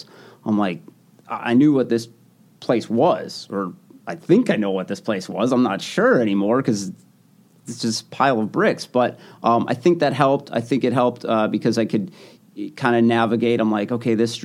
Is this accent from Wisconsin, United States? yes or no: yes; Sun Prairie, Wisconsin, United States; born or raised there; moved away